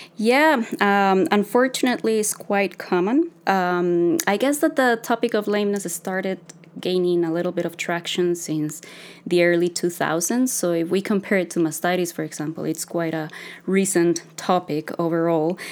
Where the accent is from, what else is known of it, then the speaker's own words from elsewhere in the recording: Costa Rica; moved away as an adult; now in Canada; I'm a veterinarian from Costa Rica. I'm a daughter of a dairy farmer